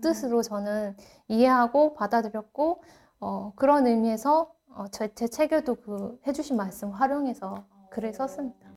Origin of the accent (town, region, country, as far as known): South Korea; moved away as an adult; also born or lived in Santa Cruz County, California, United States; now in Santa Cruz, United States